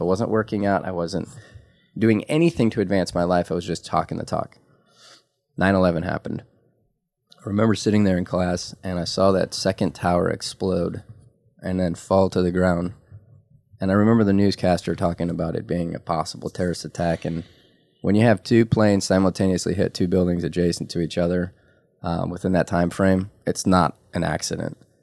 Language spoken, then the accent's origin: English; Detroit, Michigan, United States; I was legitimately born in Detroit in the heart